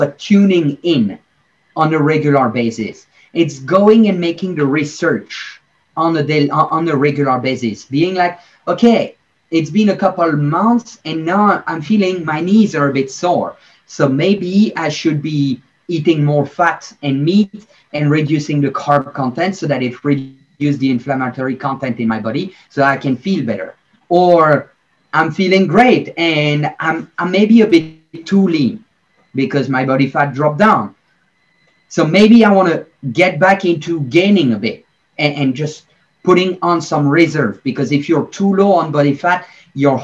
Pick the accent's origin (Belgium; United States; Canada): Belgium; I'm from Belgium.